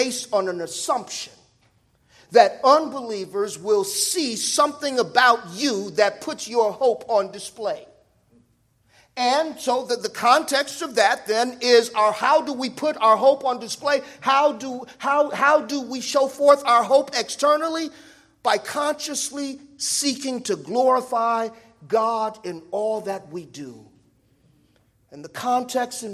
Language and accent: English; Los Angeles, California, United States; I was raised in South Central